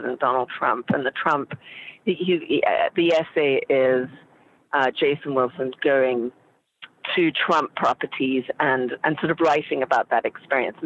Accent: Zimbabwe; moved away; I was raised in Zimbabwe, and I am Caucasian.

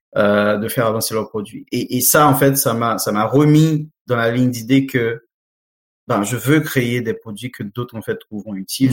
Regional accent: Haiti; moved away; mon pays d'origine Haïti

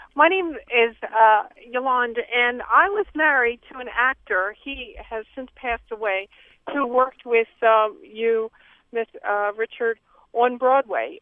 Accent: Poland; now in Baltimore, United States; I grew up in Poland

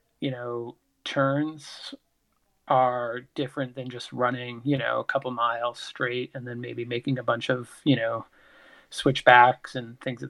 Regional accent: Sanford, Maine, United States; I grew up in Sanford, Maine, which is the southern part of Maine

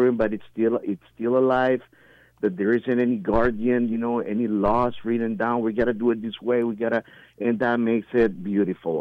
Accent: Nicaragua; moved away; I'm from Nicaragua

